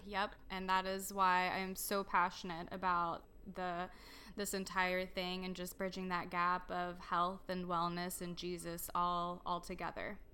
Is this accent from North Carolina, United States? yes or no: no; Dallas, Texas, United States; also born or lived in Romania; I grew up here in, um, Dallas, Texas area. Um, my whole entire life.